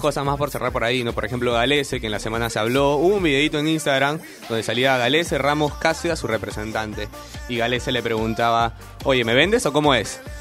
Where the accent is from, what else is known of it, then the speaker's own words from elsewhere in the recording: Peru; somos peruanos